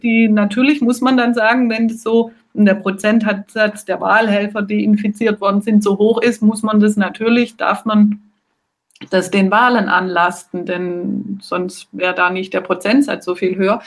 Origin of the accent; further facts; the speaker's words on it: Germany; now in Marseille, France; ich zum Beispiel als Deutsche